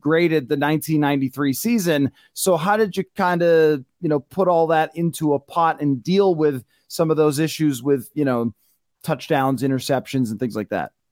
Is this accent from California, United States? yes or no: no; Buffalo, New York, United States; I grew up in Buffalo and I grew up watching Troy Aikman beat the ever loving heck out of the Buffalo Bills